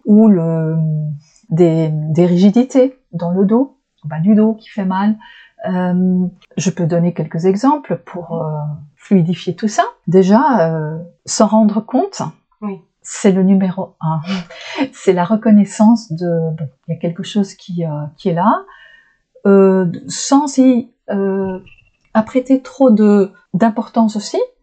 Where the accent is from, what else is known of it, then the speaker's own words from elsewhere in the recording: Flanders, Belgium; French is a second language; moved away as an adult; je suis belge donc vous avez déjà pu entendre parfois des drôles de de couacs parce que je, je suis du côté flamand donc, euh, je viens du côté flamand, du nord de la Belgique, et ça, ça parle flamand